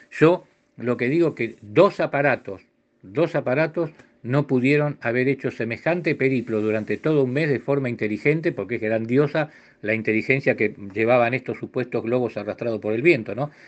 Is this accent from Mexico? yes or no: no; Argentina